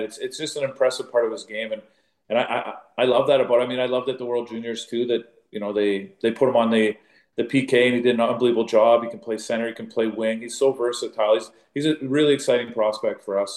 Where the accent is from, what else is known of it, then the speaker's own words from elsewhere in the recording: Northern Ontario, Canada; I was born in Northern Ontario, so there's lots of you know uh, Finns up there